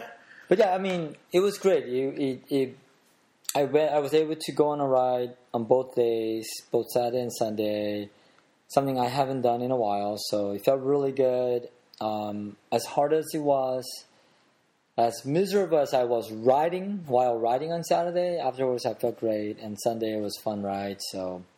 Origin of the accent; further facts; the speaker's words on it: Seattle, Washington, United States; Did I tell you I'm actually from Seattle?